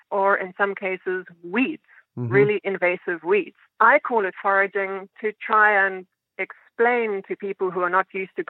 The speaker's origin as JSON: {"language": "English", "country": "South Africa", "tie": "born or raised there", "moved": "yes", "lives_now": "New York City, United States", "said": "where I was growing up in South Africa"}